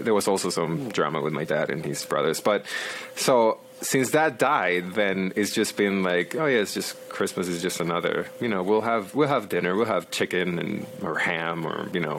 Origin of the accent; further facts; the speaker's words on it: Mexico; born there; because my dad's from Mexico. I was born in Mexico too.